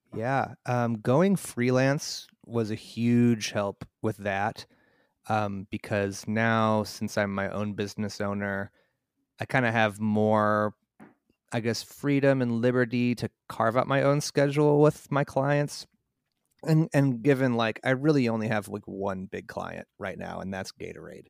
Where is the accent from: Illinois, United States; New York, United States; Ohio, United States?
Illinois, United States; Mundelein; I grew up in a town called Mundelein, north of Chicago.